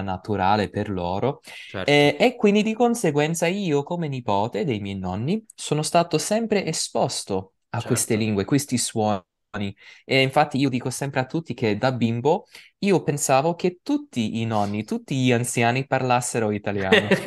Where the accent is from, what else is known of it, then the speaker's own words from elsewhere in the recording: United States; Italian is a second language; also born or lived in New York; io sono americano, ovviamente, perché sono nato e cresciuto in America